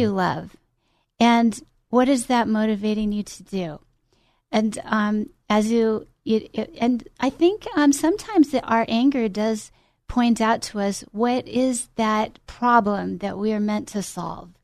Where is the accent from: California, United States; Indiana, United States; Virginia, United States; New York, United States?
California, United States; Glendale; I grew up in Glendale, California